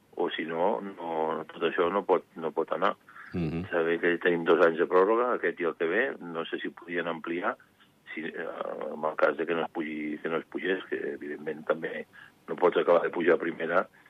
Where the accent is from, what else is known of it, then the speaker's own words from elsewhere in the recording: Andorra; soc home d'Andorra